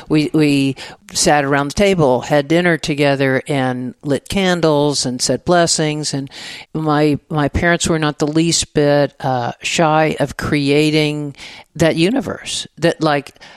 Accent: Dallas, Texas, United States; moved away as an adult; also born or lived in San Francisco / New York; now in Austin, United States; I grew up in Dallas, Texas, so mm-hmm. in the suburbs

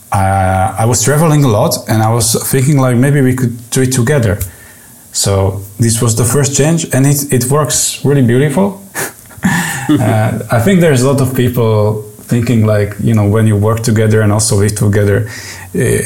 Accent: Czechia; also born or lived in Prague; now in Czech Republic; I'm from Czech Republic

